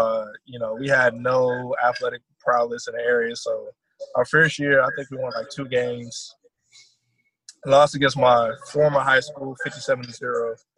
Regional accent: Columbia, South Carolina, United States; also born or lived in Germany / New York / Kansas / Georgia; So I'm a military kid, so I was born over in Germany. Moved around a lot, so I live in New York, Kansas, South Carolina, Georgia. I think those are all the places we moved to.

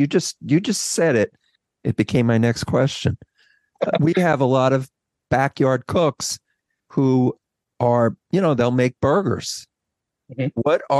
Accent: New York, United States; We're New York schmoes.

